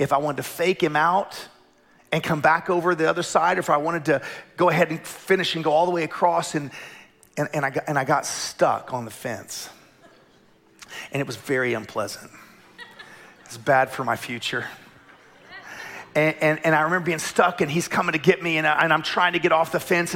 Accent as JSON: {"language": "English", "town": "Tulsa", "region": "Oklahoma", "country": "United States", "tie": "born or raised there", "said": "I grew up in Tulsa in the middle of the charismatic movement"}